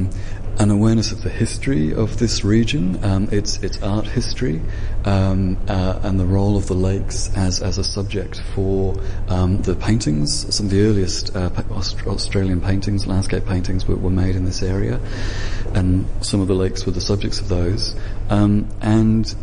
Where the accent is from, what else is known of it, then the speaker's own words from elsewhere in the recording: England, United Kingdom; I'm English